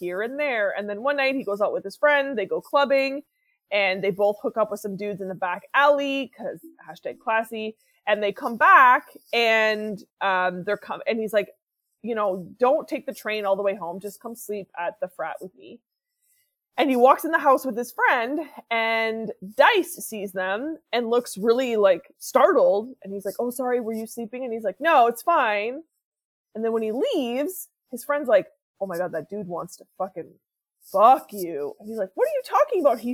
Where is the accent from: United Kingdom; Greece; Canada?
Canada; as a Canadian